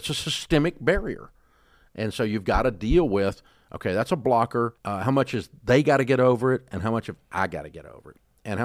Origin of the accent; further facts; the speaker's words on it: the South, United States; accent: Southern; I'm from the South and I have a Southern accent